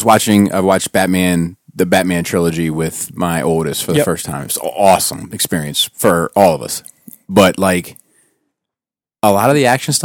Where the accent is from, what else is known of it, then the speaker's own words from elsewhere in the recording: Columbia, Maryland, United States; So we grew up in the same town. We grew up in Columbia.